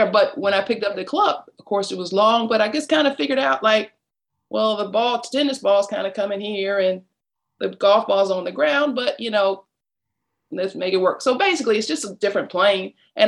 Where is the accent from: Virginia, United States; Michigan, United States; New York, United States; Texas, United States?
Michigan, United States; Detroit; now in Atlanta, United States; I grew up in Detroit, Michigan, right in the middle of the city